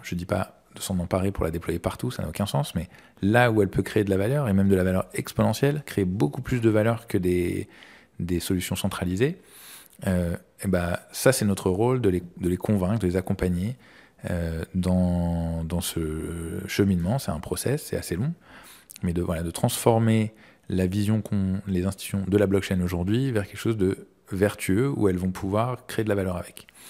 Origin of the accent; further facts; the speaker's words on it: Paris, Île-de-France, France; j'ai grandi à Paris